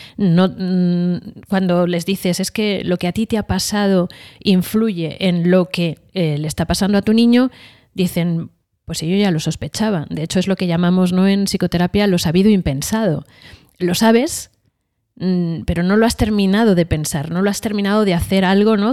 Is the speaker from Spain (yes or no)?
yes; Madrid, Community of Madrid, Spain; vengo de una familia de Madrid